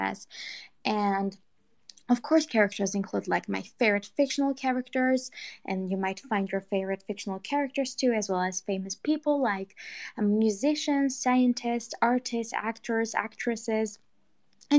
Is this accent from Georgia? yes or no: yes; Georgia; I am 20 years old from Georgia, but not the state in the U.S. There's actually a country, Georgia